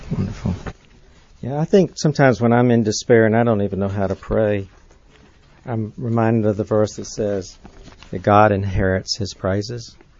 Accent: Atlanta, Georgia, United States; I grew up in Atlanta, I learned to drive in Atlanta.

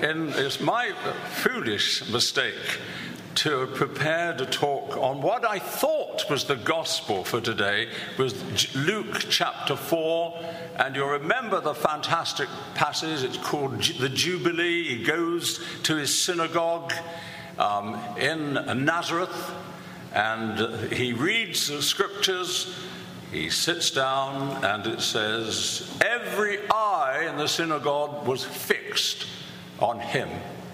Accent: London, United Kingdom; moved away; also born or lived in Canterbury; where I was born in the East End of London.

